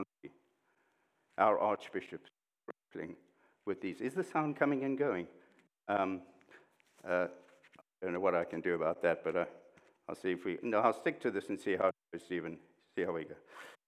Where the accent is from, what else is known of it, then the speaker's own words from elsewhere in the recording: South Africa; I grew up in South Africa, went to university in South Africa.